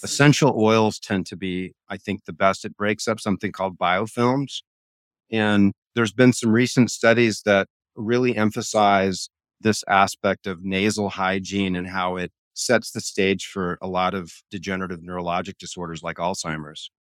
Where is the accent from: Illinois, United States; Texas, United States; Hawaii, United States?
Hawaii, United States; I grew up in Hawaii